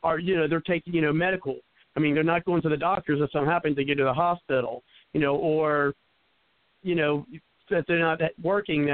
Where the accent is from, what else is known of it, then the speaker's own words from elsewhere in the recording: Cincinnati, Ohio, United States; I'm from the West Side.